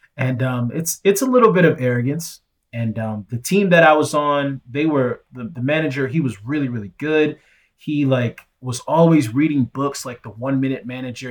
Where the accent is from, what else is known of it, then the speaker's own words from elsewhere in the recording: Nigeria; I'm Nigerian